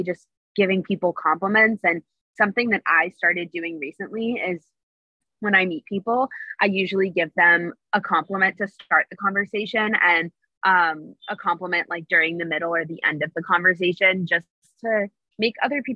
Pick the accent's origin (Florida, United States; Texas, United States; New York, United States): New York, United States; New York City; moved away; I'm born and raised in New York City